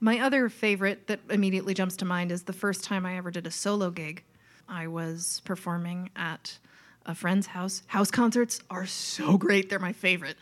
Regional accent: Long Island, New York, United States; accent: Long Island; moved away as an adult; also born or lived in Boston; I grew up on Long Island and I can put on the accent

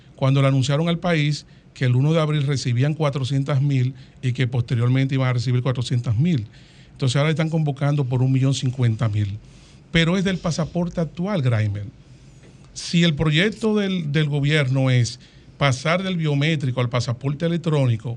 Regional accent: Dominican Republic; yo soy dominicano, ciudadano dominicano

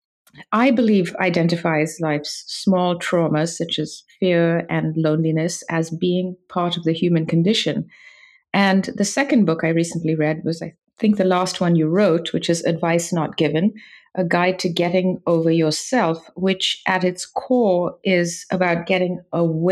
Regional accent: London, United Kingdom; growing up in London

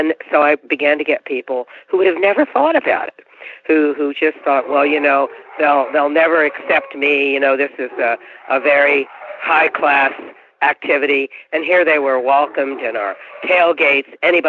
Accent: near Hanover Shoe Farms, Pennsylvania, United States; now in Virginia, United States; I was raised near Hanover Shoe Farms, which some of you may know as the largest standardbred breeder in America. It's on the Mason-Dixon line.

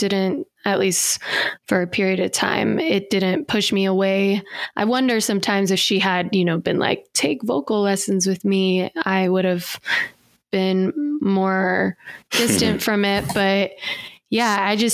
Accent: outside of Seattle, Washington, United States; now in Fort Collins, United States; I grew up outside of Seattle, Washington.

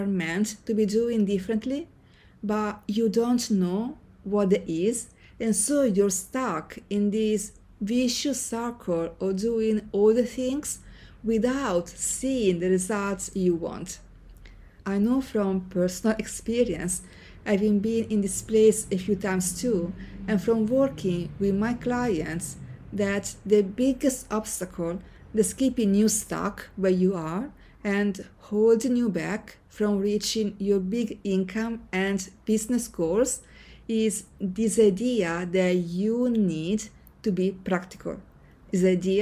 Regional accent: Senigallia, Marche, Italy; moved away as an adult; Growing up in Senigallia, a small town on the Italian coast

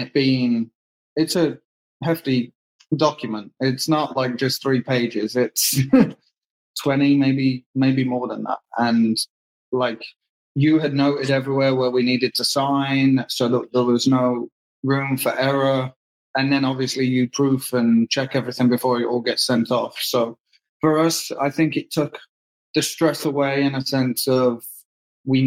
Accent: England, United Kingdom; moved away as an adult; now in United States; I came over at 18 from England and went to college and play soccer over here in America

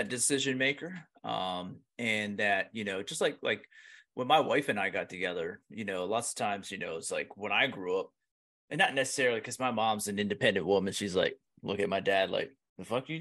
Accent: Pennsylvania, United States; I'm from Pennsylvania

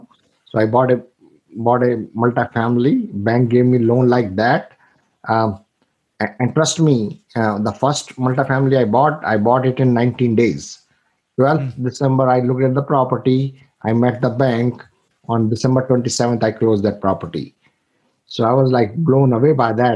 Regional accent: India; moved away as an adult; I'm from India. I came here 25 years ago.

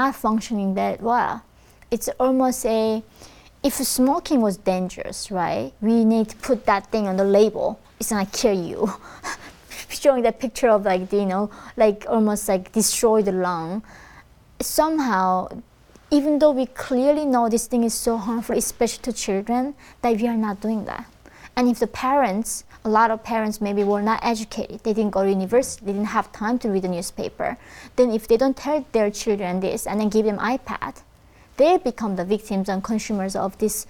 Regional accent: North Korea; moved away; when I was born in North Korea

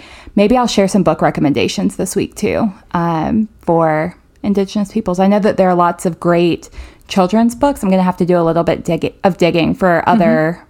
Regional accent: central northern North Carolina, United States; now in Greensboro, United States; I'm from a small town in like the central northern part of North Carolina, and I grew up near a Saponi community, mm-hmm. a Saponi tribe that's still fairly active

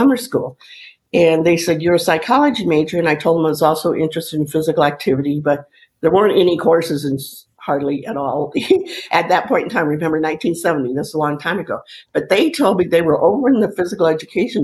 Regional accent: Sudbury, Ontario, Canada; moved away as an adult; also born or lived in St. Catharines, Ontario / Brockport, New York; I'm Canadian, so I'll let you know I grew up in Canada. My hometown where I went to high school was Sudbury, Ontario

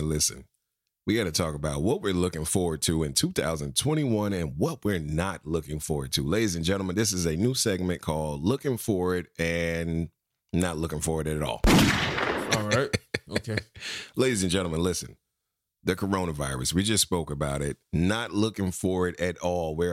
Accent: Florida, United States; I'm from the Sunshine State.

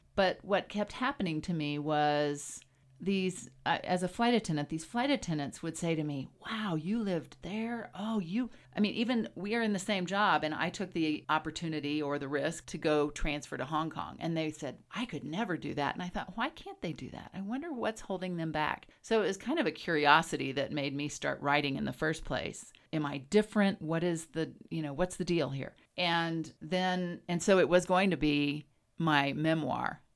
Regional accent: Texas, United States; also born or lived in Wyoming; now in Jackson, United States; I was raised in Texas

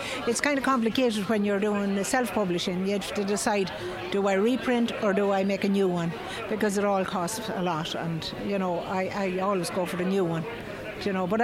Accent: Mullingar, Leinster, Ireland; I'm from Mullingar

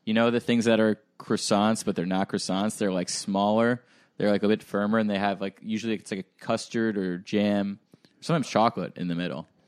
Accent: Hauppauge, New York, United States; moved away; they have one near my hometown. They have one in Hop Hog

